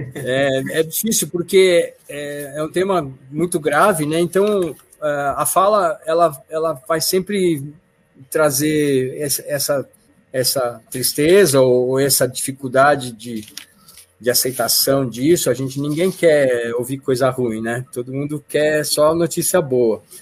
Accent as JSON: {"language": "Portuguese", "region": "São Paulo", "country": "Brazil", "moved": "as an adult", "lives_now": "Sorocaba, Brazil", "said": "eu sou paulistano"}